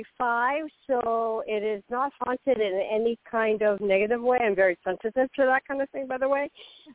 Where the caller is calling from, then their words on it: Florida, United States; This is …. I'm in Florida.